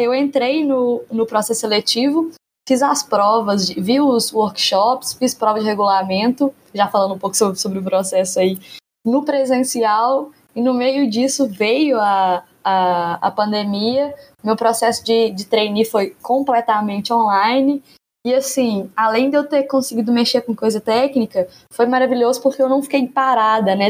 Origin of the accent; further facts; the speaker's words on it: Divinópolis, Minas Gerais, Brazil; moved away as an adult; now in Belo Horizonte, Brazil; eu não sou de Belo Horizonte, eu sou de Divinópolis, que é uma cidade próxima aqui